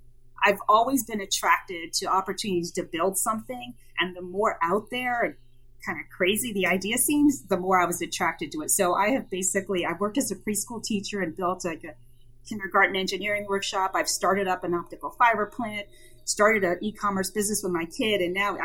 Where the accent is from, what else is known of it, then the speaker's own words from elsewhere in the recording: New Jersey, United States; born there; also born or lived in Iceland; I was born in New Jersey, but I've actually lived everywhere because I'm a Navy brat. So because of that, I've lived all over the U.S. and even in Iceland.